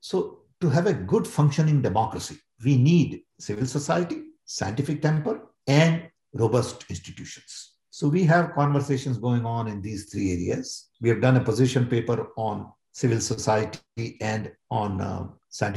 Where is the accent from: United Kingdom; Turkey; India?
India; I'm Indian